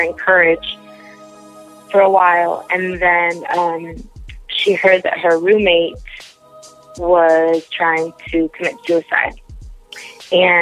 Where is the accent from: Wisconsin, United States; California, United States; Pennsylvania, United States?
California, United States; Beverly Hills; I grew up in Beverly Hills. I went to Beverly Hills High School